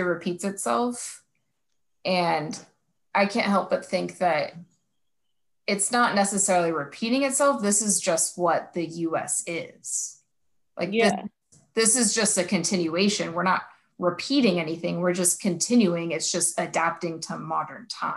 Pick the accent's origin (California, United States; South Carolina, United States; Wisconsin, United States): California, United States; Salinas Valley; I'm from the Salinas Valley area